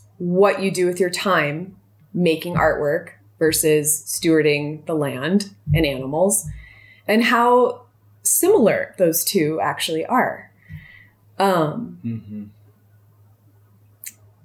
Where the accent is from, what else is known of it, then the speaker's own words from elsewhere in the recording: Southern California, United States; now in Montana, United States; I come from Southern California